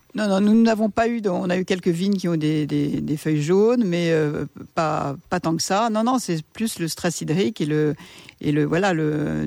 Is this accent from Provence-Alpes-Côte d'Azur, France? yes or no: no; Paris, Île-de-France, France; moved away as an adult; now in Baux-de-Provence, France; on a été élevés à Paris